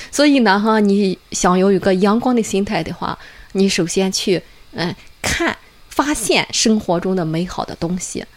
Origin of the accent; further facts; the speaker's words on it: China; 作为中国人